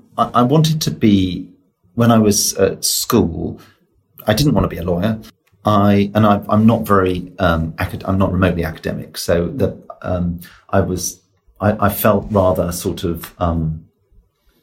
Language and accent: English; Oxford, South East England, United Kingdom; I grew up in Oxford